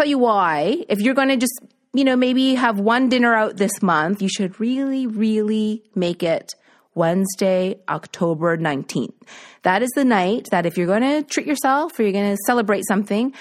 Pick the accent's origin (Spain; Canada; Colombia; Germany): Canada; East Coast; moved away; my family isn't here because I'm from the East Coast